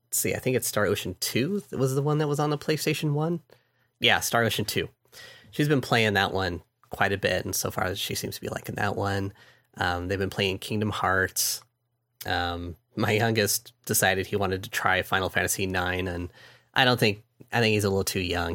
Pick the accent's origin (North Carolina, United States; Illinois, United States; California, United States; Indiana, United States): California, United States; I'm from California